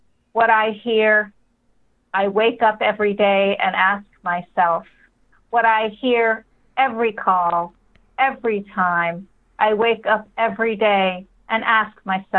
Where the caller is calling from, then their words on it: Bear Island, New Hampshire, United States; I am on Bear Island on Lake Winnipesaukee. So I'm on an island in a house.